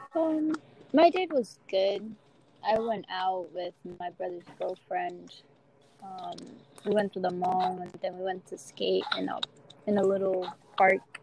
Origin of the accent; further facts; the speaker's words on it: Dominican Republic; moved away; I was raised in Dominican Republic